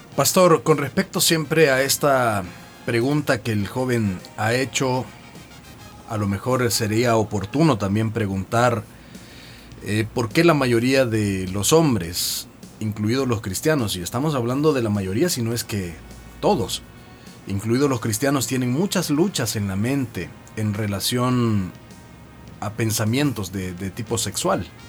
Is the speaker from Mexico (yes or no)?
no; El Salvador; como decimos en buen salvadoreño